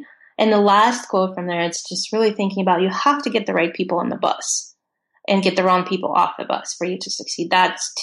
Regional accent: Russia; English is a second language; moved away as an adult; I grew up in Russia and I did not speak any English until I was 20 years old.

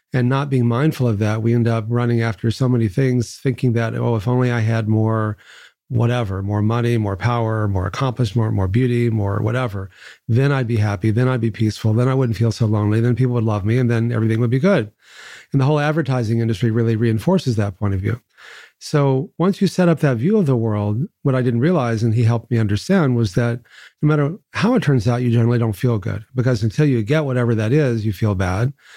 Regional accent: Texas, United States; I grew up in Texas

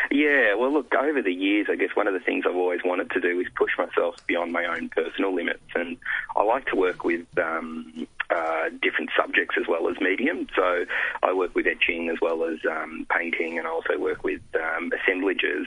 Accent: Italy; now in Australia; I was born in Italy, live in Australia

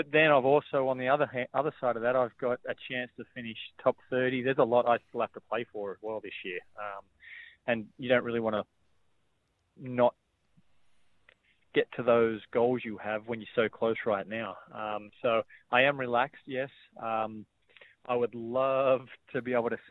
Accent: Sydney, New South Wales, Australia; moved away; I grew up in Sydney

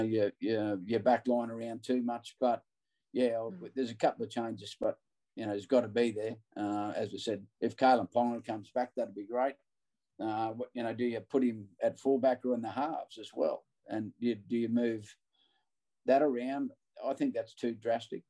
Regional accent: Queensland, Australia; as a Queenslander

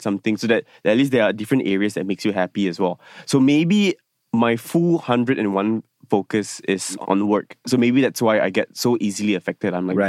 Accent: Penang, Malaysia; now in Kuala Lumpur, Malaysia; Yeah. Hokkien, no, I'm not Hokkien Lang, sorry. I'm a Cantonese. I'm the minority in Penang, but anyway.

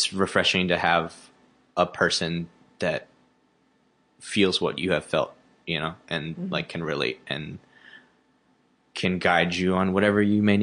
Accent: Memphis, Tennessee, United States; moved away as an adult; now in Chicago, United States; I grew up in Memphis, which is a majority black city

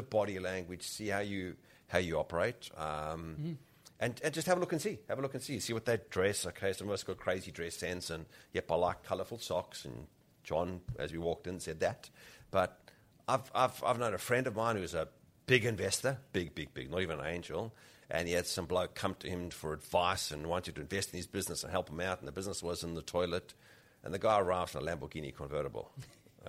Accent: South Africa; moved away; also born or lived in Rhodesia; I grew up in South Africa. I was born in Rhodesia

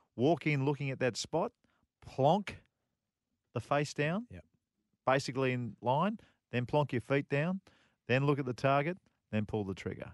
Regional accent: Australia; as an Australian

